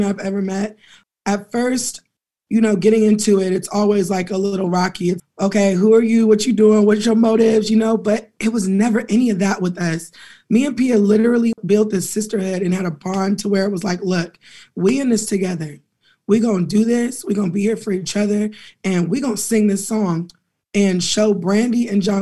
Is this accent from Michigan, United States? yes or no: no; Pasadena, California, United States; also born or lived in Inglewood, California; Being from the West Coast, Los Angeles County, I'm from Pasadena, but I was born in Inglewood and my family is all up and through LA.